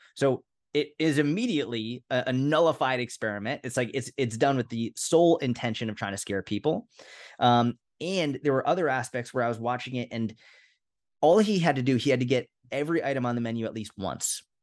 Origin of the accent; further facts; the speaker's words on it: Boston, Massachusetts, United States; I was brought up in Boston